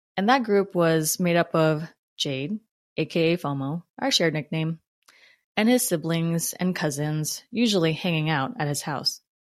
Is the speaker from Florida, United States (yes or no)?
no; New Jersey, United States; accent: New Jersey; also born or lived in Philippines; growing up in Jersey